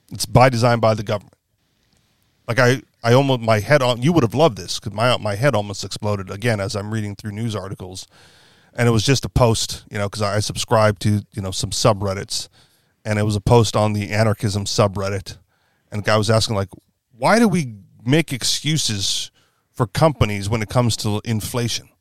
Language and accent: English; Hawaii, United States; also born or lived in Washington State; I'm from Hawaii